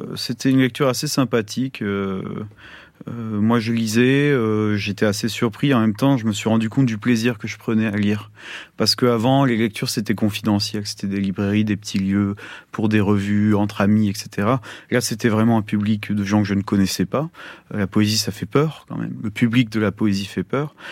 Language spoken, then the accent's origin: French; France; chez nous, en France